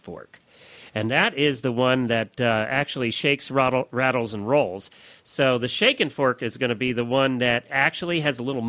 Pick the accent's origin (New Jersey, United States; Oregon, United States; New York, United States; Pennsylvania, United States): Pennsylvania, United States; I grew up in Pennsylvania, which is the heart of Amish country and Dutch country